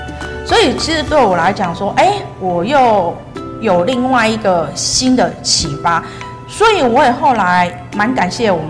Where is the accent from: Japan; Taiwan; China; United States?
Taiwan; Taipei; born there; 他他跟我一样都是出生在大稻埕，但是哎，他比我年长很多。